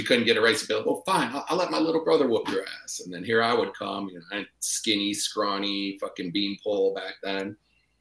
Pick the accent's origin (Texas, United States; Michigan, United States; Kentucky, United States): Michigan, United States; Detroit; moved away as an adult; now in Austin, United States; I grew up in Detroit, so we really didn't have much